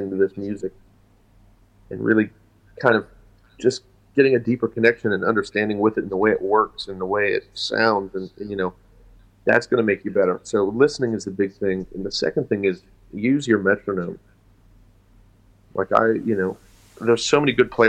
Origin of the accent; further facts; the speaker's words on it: West Virginia, United States; I'm from West Virginia. I'm from Appalachia.